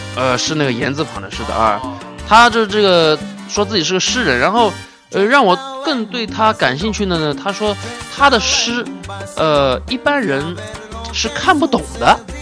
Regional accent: Suzhou, Jiangsu, China; 我作为一个苏州人

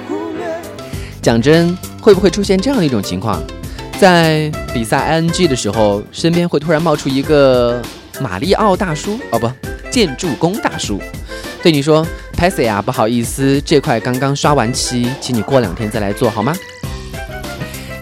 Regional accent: China; 我们中国人

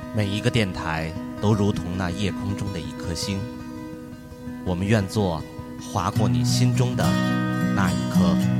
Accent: Tianjin, China; 我们天津人

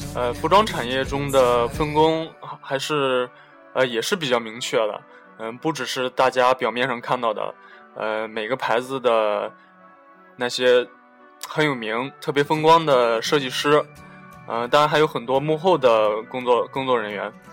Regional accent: China; moved away; 我们中国人

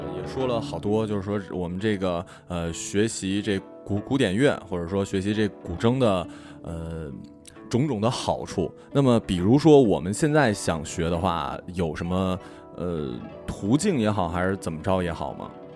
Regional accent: China; 大部分都是中国人

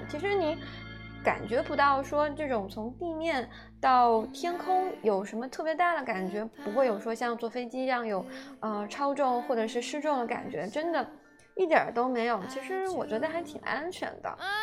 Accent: China; 我们中国人

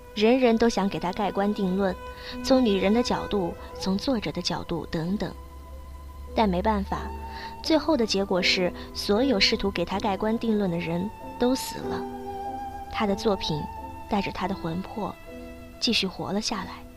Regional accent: Northeast China, China; 我是东北人

